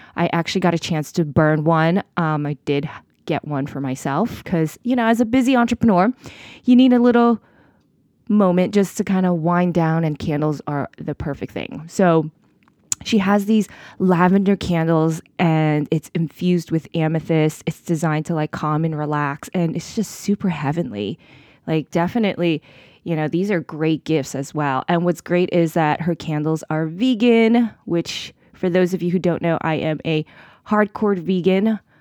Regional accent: New York City, New York, United States; New York City, my hometown. Yes, I am a true blue New York City girl all the way.

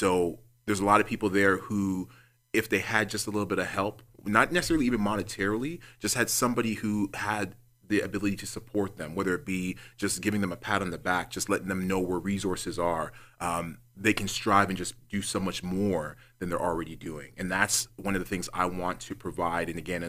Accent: Toronto, Ontario, Canada; Growing up in Rexdale, there is so many people there that are loving, that are caring, just regular people who want to see the best for their families.

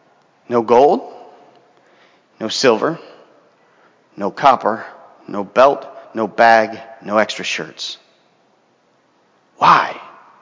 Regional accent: Venezuela; now in Los Angeles, United States; We came from Venezuela a few years ago and didn't have much stuff.

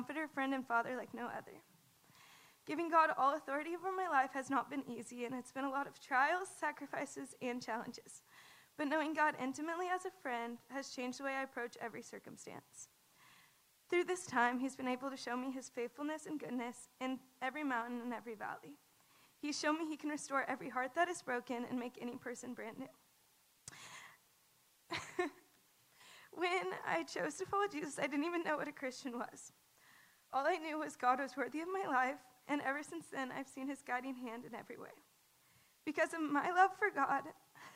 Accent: the Bible Belt, United States; I grew up in the Bible Belt

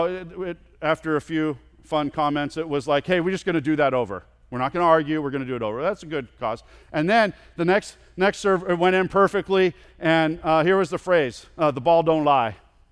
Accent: California, United States; I grew up in California, and there's a park that I went to with my friend quite a bit that was on the very edge of where my mom and dad allowed me to ride my bike.

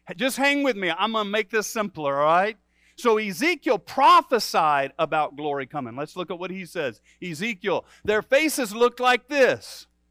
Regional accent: Midwest, United States; also born or lived in Michigan; for a Midwesterner

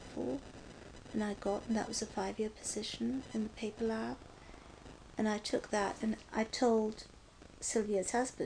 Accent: Pakistan; now in United States; I'm Pakistani

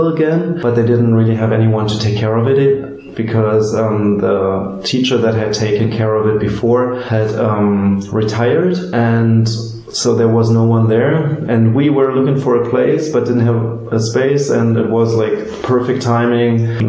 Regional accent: Berlin, Germany; I grew up here in Berlin, I just approached my old schools

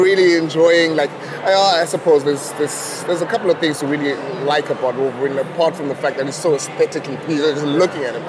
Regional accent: Butterworth, Eastern Cape, South Africa; moved away as an adult; growing up in Butterworth

